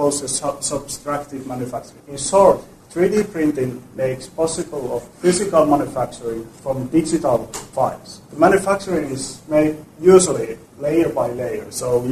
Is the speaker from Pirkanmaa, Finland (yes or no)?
yes; Tampere, Pirkanmaa, Finland; Tampere, my hometown in Finland